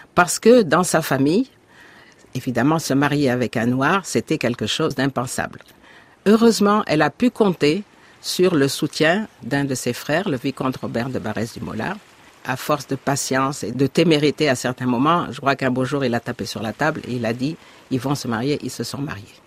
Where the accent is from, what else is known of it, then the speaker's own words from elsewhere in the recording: Dakar, Senegal; je suis née à Dakar. J'ai vécu toute mon enfance à Dakar